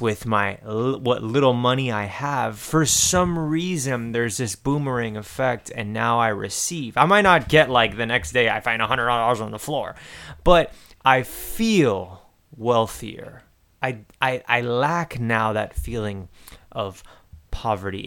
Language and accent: English; Miami, Florida, United States; I'm just from Miami.